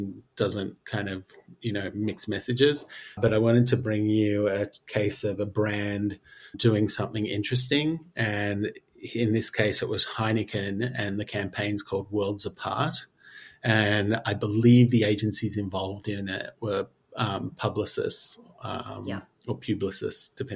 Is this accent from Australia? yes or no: yes; Australia; I'm Australian